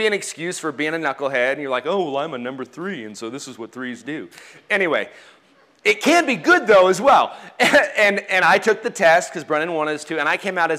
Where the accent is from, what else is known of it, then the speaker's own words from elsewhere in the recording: United States; I'm an American